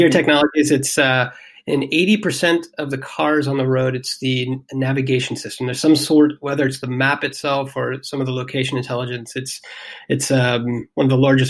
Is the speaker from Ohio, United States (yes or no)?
yes; Ohio, United States; moved away as an adult; also born or lived in New York City / San Francisco / Amsterdam / London; now in Berlin, Germany; So I was born in Ohio and, lived most of my life there. Moved to New York City, San Francisco, and then had the chance to transfer over to Amsterdam, of all places.